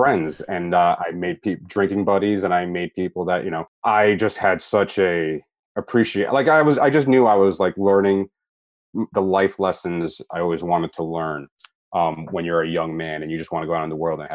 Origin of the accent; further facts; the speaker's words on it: New Jersey, United States; I am from New Jersey, and I carry a lot of my New Jersey stink with me